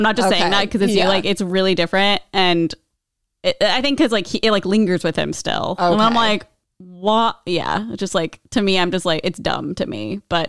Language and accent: English; Omaha, Nebraska, United States; moved away; I'm from Omaha